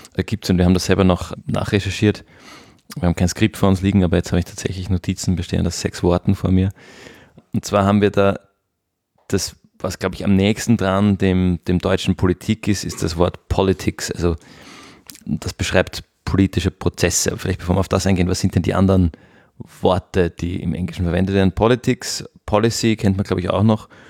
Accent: Austria; bei uns in Österreich

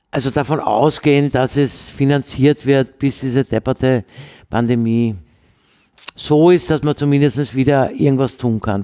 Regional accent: Vienna, Austria; ich bin ja eine Wienerin, also in Wien geboren und habe sozusagen klassische Wienerin mit vier Großeltern

